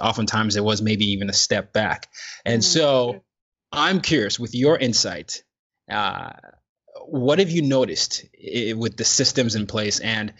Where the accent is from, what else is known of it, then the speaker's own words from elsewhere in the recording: Nigeria; And I'm from Nigeria and the culture is a little different.